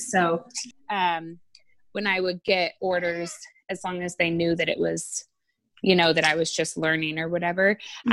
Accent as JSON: {"language": "English", "region": "Oregon", "country": "United States", "tie": "born or raised there", "said": "I grew up in Oregon"}